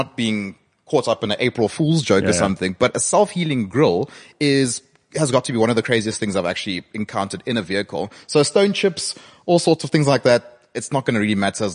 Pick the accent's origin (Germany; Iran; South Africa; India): South Africa; Soweto, Gauteng; we grew up in Soweto